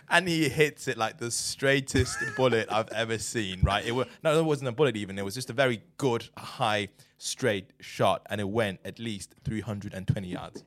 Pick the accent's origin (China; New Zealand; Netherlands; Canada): China; moved away as an adult; now in United Kingdom; I grew up in China